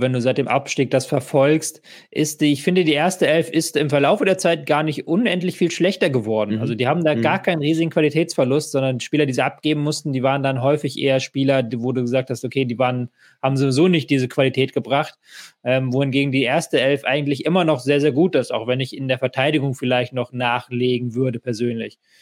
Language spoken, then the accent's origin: German; Hamburg, Germany; als jemand, der in Hamburg wohnt und Hamburg groß geworden bin